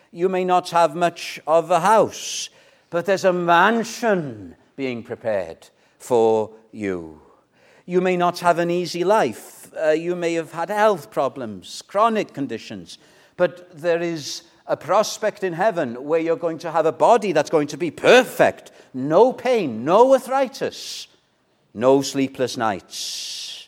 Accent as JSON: {"language": "English", "area": "Welsh", "region": "Wales", "country": "United Kingdom", "said": "I'm Welsh"}